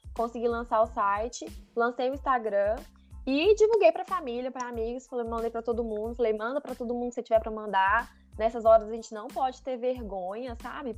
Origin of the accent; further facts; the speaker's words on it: Minas Gerais, Brazil; Eu sou de Minas, moro aqui em Minas